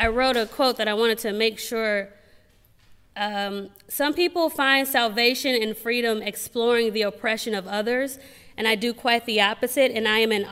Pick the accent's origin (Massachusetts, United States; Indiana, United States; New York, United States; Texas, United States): Indiana, United States; Gary; moved away as an adult; also born or lived in Los Angeles; I grew up in Gary, Indiana.